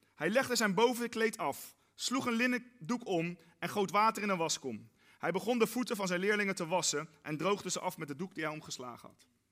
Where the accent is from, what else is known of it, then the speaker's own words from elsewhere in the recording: Netherlands; wij Nederlanders